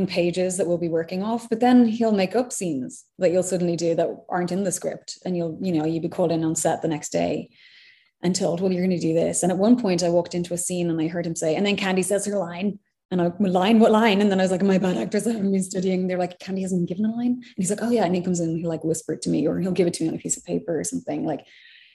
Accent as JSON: {"language": "English", "country": "Ireland", "also_born_or_lived": "London", "moved": "as an adult", "lives_now": "United States", "said": "I'm Irish."}